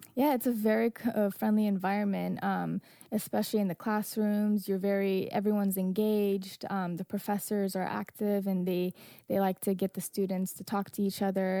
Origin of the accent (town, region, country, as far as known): Afghanistan; now in Northern Virginia, United States